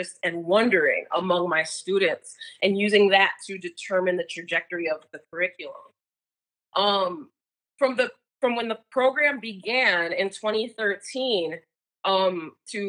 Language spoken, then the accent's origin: English; Minneapolis, Minnesota, United States; I'm from Minneapolis